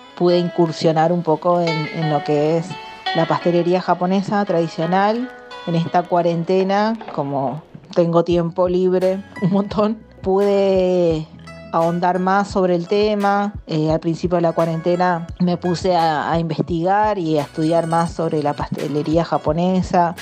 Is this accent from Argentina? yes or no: yes; Corrientes, Argentina; moved away as an adult; now in Buenos Aires, Argentina; Yo soy de Corrientes, eh, soy descendiente de japoneses, Sansei